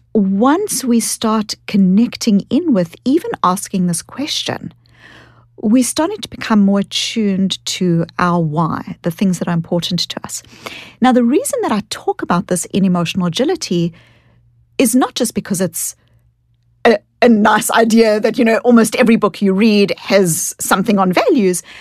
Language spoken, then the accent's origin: English; South Africa; accent: kind of Australian, New Zealand combined accent; now in United States; I grew up in South Africa and I was born into a South Africa that was an apartheid South Africa.